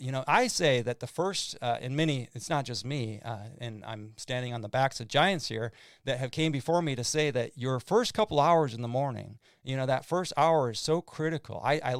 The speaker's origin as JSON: {"language": "English", "region": "Midwest", "country": "United States", "tie": "born or raised there", "lives_now": "Fort Myers, United States", "said": "growing up in the Midwest in the Red River Valley, it was floods"}